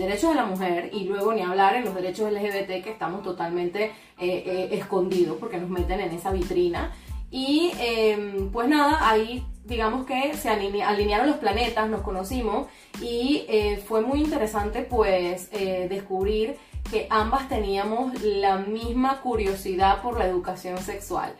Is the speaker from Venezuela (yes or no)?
yes; Venezuela; now in Panama; tanto en mi país, en Venezuela, como acá en Panamá